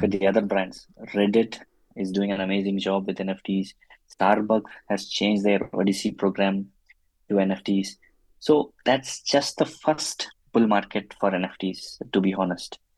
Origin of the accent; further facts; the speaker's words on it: Chennai, Tamil Nadu, India; moved away as an adult; now in Munich, Germany; I'm originally from Chennai in India, but then I moved to Munich, uh, Germany in 2013.